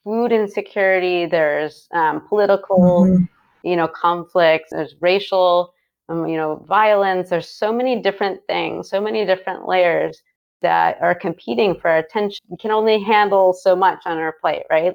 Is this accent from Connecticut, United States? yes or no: yes; Connecticut, United States; now in California, United States; I'm from Connecticut